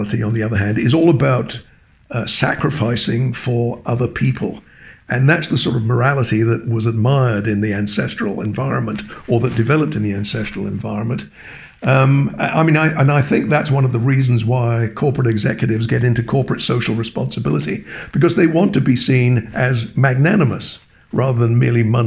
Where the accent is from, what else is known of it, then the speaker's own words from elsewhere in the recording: England, United Kingdom; moved away as an adult; also born or lived in Cambridge; now in Toronto, Canada; I was born and educated in England